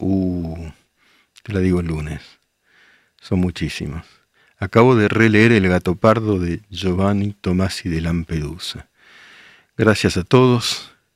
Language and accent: Spanish; Argentina; Yo soy argentino